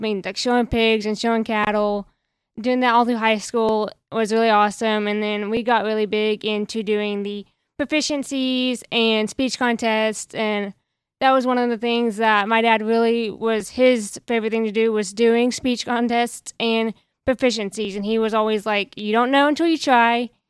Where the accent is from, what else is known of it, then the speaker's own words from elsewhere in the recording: Lomega, Oklahoma, United States; I'm from Omega F F A, um, small town, you know, over there by Cambridgeshire, not a very big school.